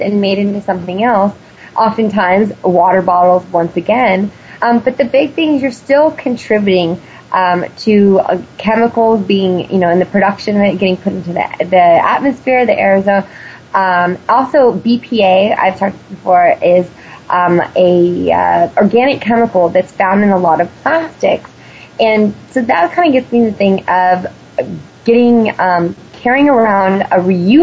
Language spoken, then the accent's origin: English; California, United States; being a Californian